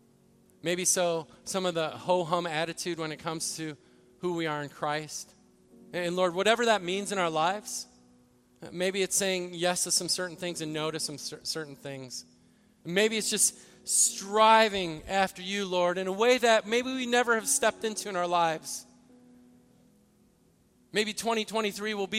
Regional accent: Midwest, United States; moved away; I grew up in the Midwest

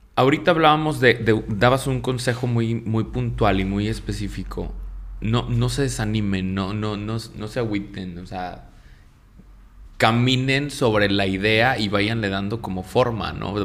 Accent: Mexico; nosotros como mexicanos

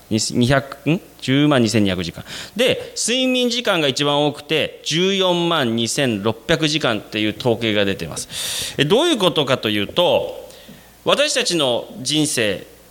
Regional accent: Sapporo, Hokkaido, Japan; moved away as an adult; also born or lived in Nara, Japan / South Korea; 私生まれも育ちも札幌でして

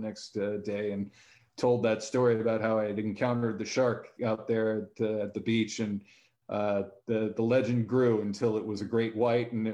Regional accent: San Diego, California, United States; Growing up in San Diego, we had pretty easy access to the beach

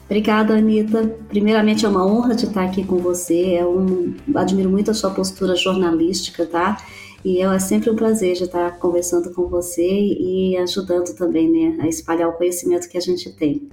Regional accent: Brazil; moved away as an adult; also born or lived in United States; quando a gente saiu do Brasil

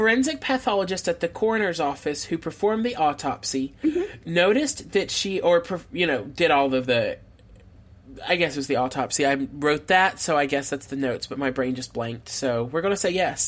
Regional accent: the Bible Belt, United States; we grew up in the Bible Belt.

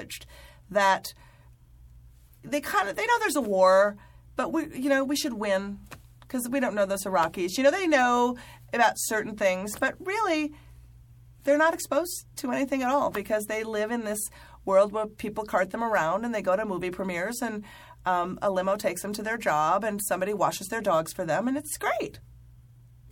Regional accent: Midwest, United States; I'm someone from the Midwest.

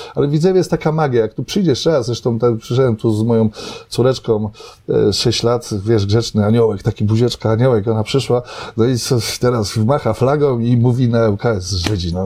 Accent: Żyrardów, Masovian Voivodeship, Poland; moved away as an adult; also born or lived in Gdynia / Łódź / Warsaw; now in Aleksandrów Łódzki, Poland; pochodzę z Żardowa, e, z takich czasów, kiedy nic nie było

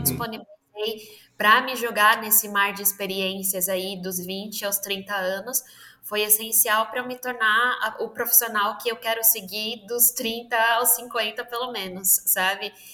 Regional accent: São Paulo, Brazil; eu sou de São Paulo, nascida e criada aqui nessa terra de selva de pedra

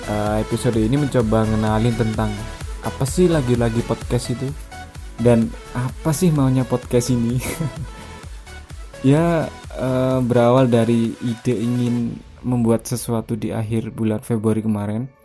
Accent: Malang, East Java, Indonesia; Ya betul sekali, aku dari Malang. Sekarang juga alhamdulillah masih tinggal di Malang.

